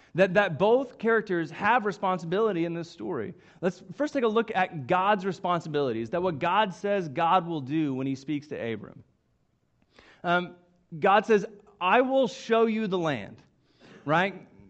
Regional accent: Coweta, Oklahoma, United States; I grew up in Coweta, Oklahoma. Uh, it's just southeast of Tulsa, and it's really where I spent um, all of my childhood and, and young life.

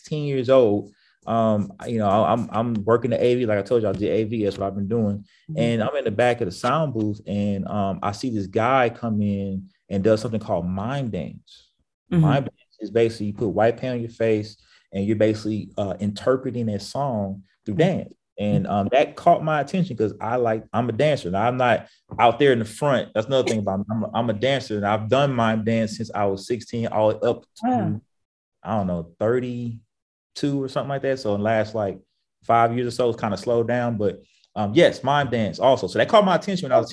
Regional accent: Houston, Texas, United States; moved away as an adult; now in Dallas, United States; I grew up in Houston. And so I've been in Houston my whole life since I was pretty much 2 years old. And so I'm a Houstonian

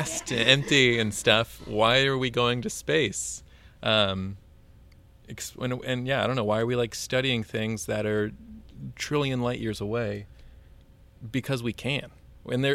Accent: Georgia, United States; now in Houston, United States; I'm from Georgia originally, and Georgia is not at all the same as Houston

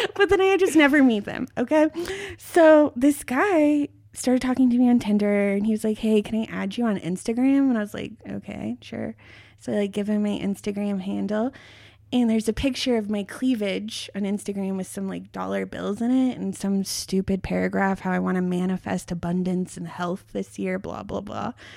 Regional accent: near Boulder, Colorado, United States; I grew up near Boulder, Colorado

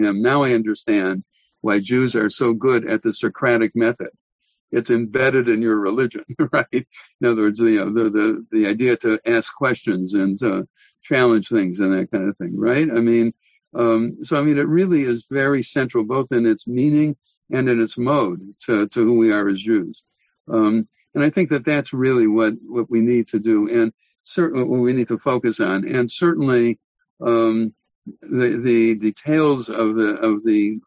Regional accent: United States; as an American

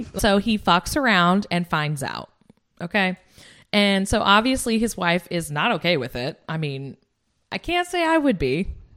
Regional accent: United States; I'm American

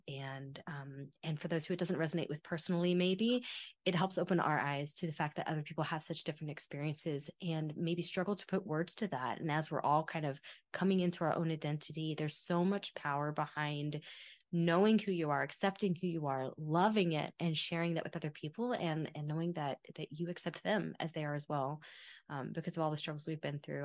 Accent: Kentucky, United States; first language English; moved away as an adult; now in Italy; as a kid growing up in Kentucky

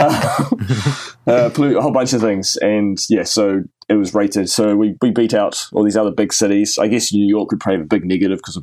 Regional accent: Wellington, New Zealand; Wellington, my hometown, my stomping ground

